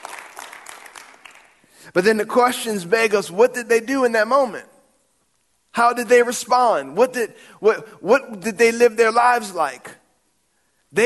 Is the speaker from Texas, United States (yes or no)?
no; New Orleans, Louisiana, United States; We didn't have honky-tonks when I grew up in New Orleans.